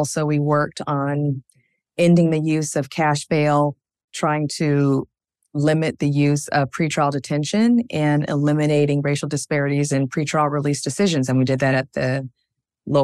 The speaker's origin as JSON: {"language": "English", "town": "Spokane", "region": "Washington", "country": "United States", "tie": "born or raised there", "also_born_or_lived": "Seattle", "said": "I would say I grew up in Spokane, Washington, in Eastern Washington and Washington State. Home for me is Seattle."}